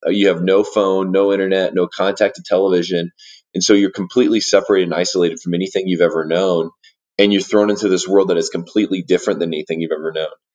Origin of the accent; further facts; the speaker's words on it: Warsaw, Indiana, United States; moved away as an adult; now in Denver, United States; I grew up in Indiana, and uh, I grew up in a town called Warsaw, Indiana